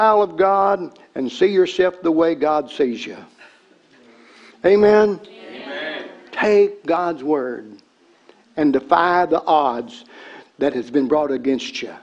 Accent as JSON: {"language": "English", "region": "Tennessee", "country": "United States", "tie": "born or raised there", "said": "I was a redneck from Tennessee. I grew up on cornbread"}